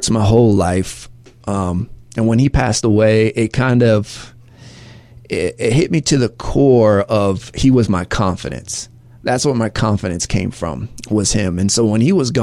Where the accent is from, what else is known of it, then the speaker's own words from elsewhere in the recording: near Orlando, Florida, United States; also born or lived in Atlanta, Georgia; I'm from Atlanta, Georgia. I grew up most of my life, though, right outside of Orlando, Florida.